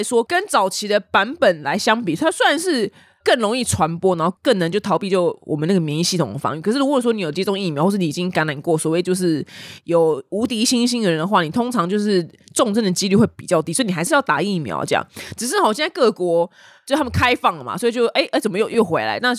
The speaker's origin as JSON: {"language": "Chinese", "country": "Taiwan", "said": "所以相较之下，我们台湾人的上涨幅度比较大化。"}